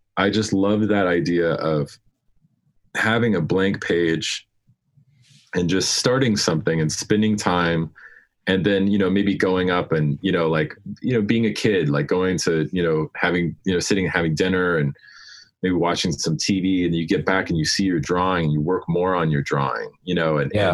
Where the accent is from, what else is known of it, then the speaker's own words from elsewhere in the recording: Denver, Colorado, United States; I grew up in Denver